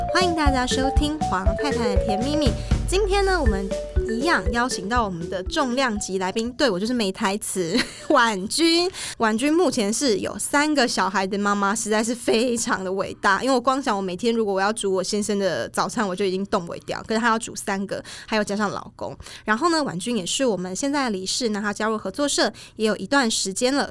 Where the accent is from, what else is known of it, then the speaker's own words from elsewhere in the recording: Changhua County, Taiwan; 我们老家在彰化，然后我们的一些东西，比如说做粿啊，然后做年糕，超贵什么，这都是自己家里面小时候就会做